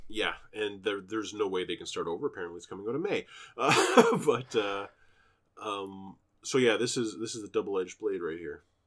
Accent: Canada; I'm a Canadian, ethnically Jewish

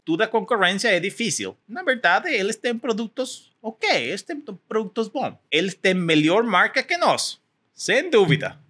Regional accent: Mexico; Portuguese is a second language; also born or lived in California; sou mexicano

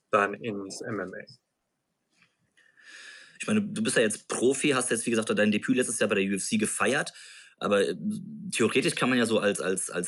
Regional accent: Mainz, Rhineland-Palatinate, Germany; Ich meine, wir kommen auch aus Rheinland-Pfalz, wir kommen aus Mainz.

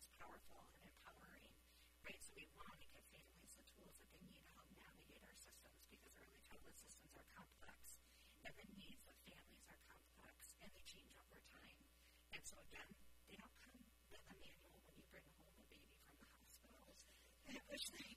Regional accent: Minnesota, United States; I said, Minnesota

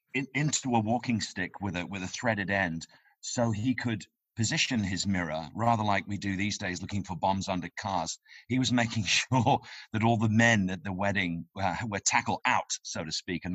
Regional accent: Aberdeen, Scotland, United Kingdom; born or raised there; moved away; also born or lived in London

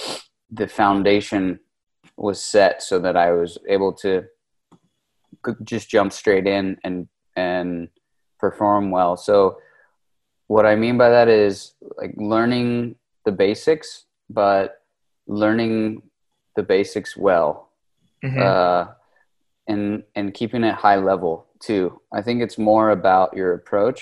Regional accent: Los Angeles, California, United States; moved away as an adult; now in Spain; I'm from California. I grew up in the Los Angeles, Orange County area, but I moved to Spain 11 years ago or so.

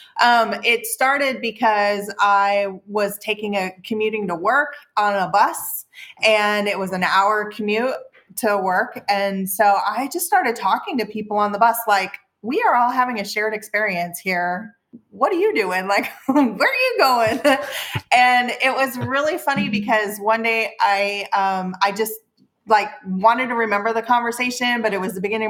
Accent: Midwest, United States; also born or lived in Seattle; now in Baja California, Mexico; I'm from the Midwest. My dad's a former salesman.

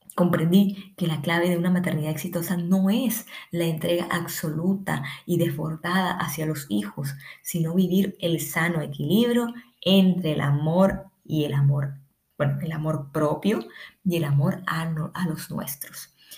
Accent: Colombia; now in Ecuador; soy colombiana, vivo en Ecuador

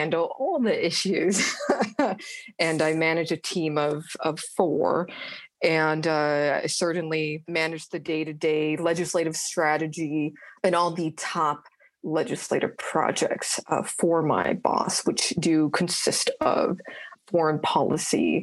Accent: Orange County, California, United States; moved away as an adult; now in Washington, D.C., United States; I'm originally from Orange County, California

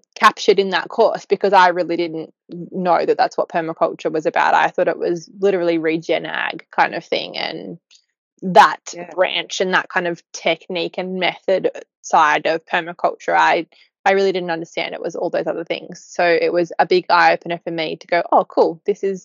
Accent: Newcastle, New South Wales, Australia; moved away as an adult; I'm from Newcastle originally

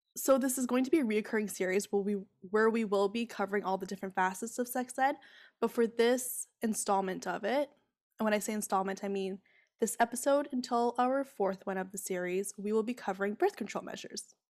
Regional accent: Ontario, Canada; I grew up in Ontario

